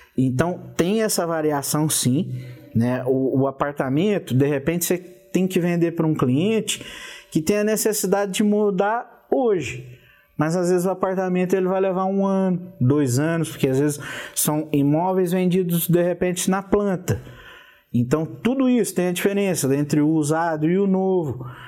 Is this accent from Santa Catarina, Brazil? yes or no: no; Passos, Minas Gerais, Brazil; moved away as an adult; now in São José do Rio Preto, Brazil; lá na minha cidade, sou de Passos, Minas Gerais, e por isso aí o apelido de mineiro